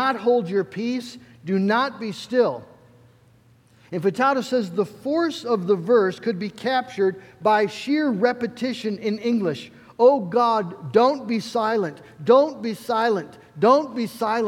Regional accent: United States; As American Christians

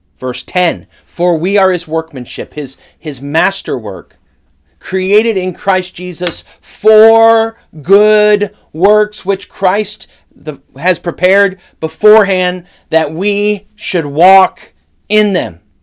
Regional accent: Northern California, United States; I grew up in Northern California

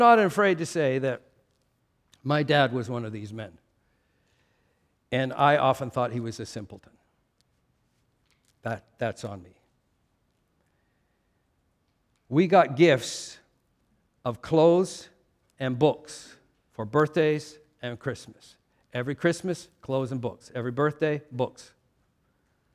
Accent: Canada; a culture like mine, Canadian

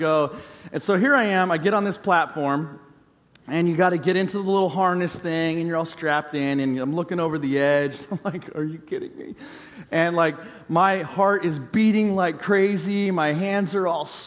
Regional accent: California, United States; I grew up in California

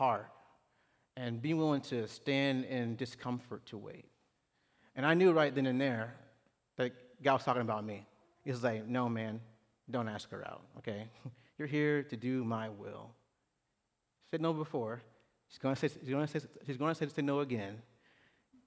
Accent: Clarksville, Tennessee, United States; moved away as an adult; now in Houston, United States; small town, Clarksville, Tennessee. Don't bother going by there. But it's my hometown

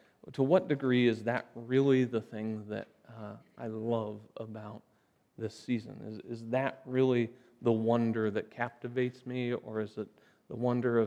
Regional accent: Bennett, Nebraska, United States; I've never gone to a place outside of southeast Nebraska and said, yeah, I'm from Bennett

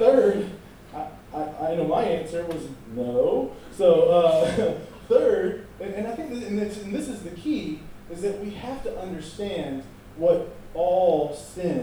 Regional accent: United States; we're American

